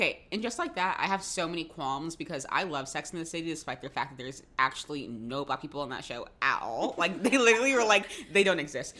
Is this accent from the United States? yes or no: yes; Jacksonville, Florida, United States; moved away; my hometown, Jacksonville.